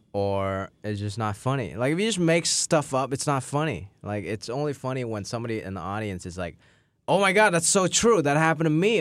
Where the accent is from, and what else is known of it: Hong Kong; moved away